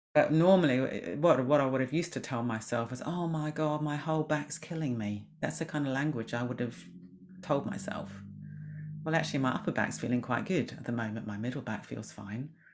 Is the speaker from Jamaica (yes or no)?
no; New Zealand; moved away; I was brought up in New Zealand